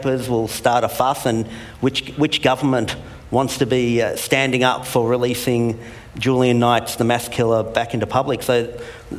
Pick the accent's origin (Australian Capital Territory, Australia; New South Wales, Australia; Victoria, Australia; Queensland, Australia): Victoria, Australia; Melbourne; Where I'm from Melbourne